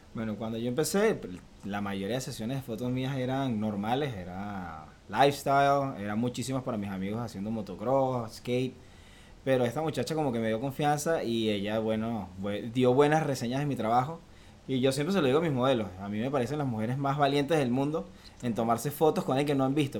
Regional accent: Valencia, Carabobo, Venezuela; moved away as an adult; now in Miami, United States; vengo de Venezuela, de Valencia, Venezuela. Ya resido aquí en Miami desde hace tres años y un poquito más.

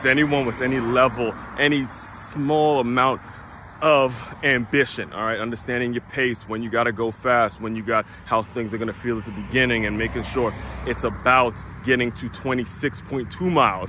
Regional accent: Maryland, United States; I grew up in Maryland

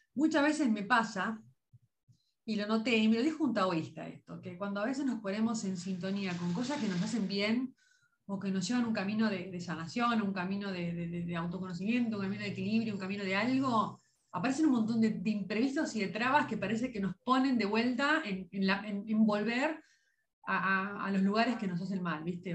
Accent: Lobos, Buenos Aires Province, Argentina; de mi pueblo, que por supuesto a todo el mundo invito a conocer Lobos

